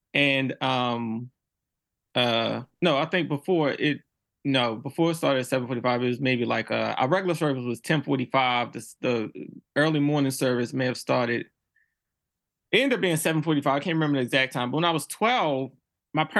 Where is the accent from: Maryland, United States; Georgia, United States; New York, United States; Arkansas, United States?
Maryland, United States; Baltimore; I grew up in Baltimore City